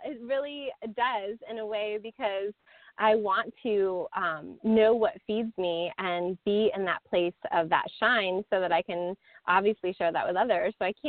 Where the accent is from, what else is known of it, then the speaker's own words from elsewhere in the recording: East Coast, United States; You know, I come from the East Coast, and I was like, that's just too much.